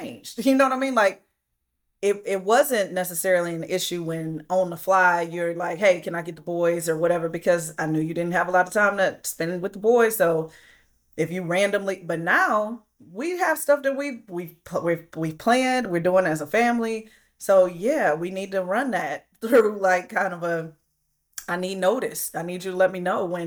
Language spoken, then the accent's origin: English; Flint, Michigan, United States; I'm from Flint, Michigan, and I grew up the same way